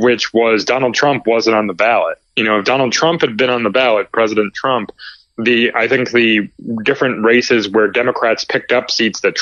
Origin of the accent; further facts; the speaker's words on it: Chicago, Illinois, United States; now in Northern Virginia, United States; I'm in the Northern Virginia area, originally from the suburbs of Chicago